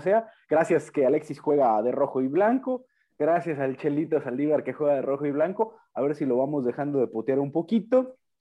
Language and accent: Spanish; Guadalajara, Jalisco, Mexico; Uno como tapatío realmente vive de forma distinta ese partido